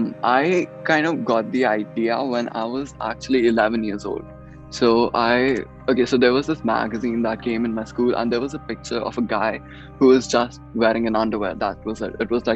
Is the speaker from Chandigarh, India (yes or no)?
no; Gurgaon, Haryana, India; born or raised there; also born or lived in Ambala, India / Delhi, India